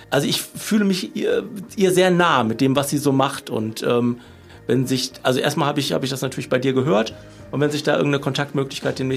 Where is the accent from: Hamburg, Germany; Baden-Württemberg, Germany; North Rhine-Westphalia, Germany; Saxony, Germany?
North Rhine-Westphalia, Germany; Cologne; Äh, man kennt sie natürlich als Kölner, ich bin ihr auch ein paar Mal begegnet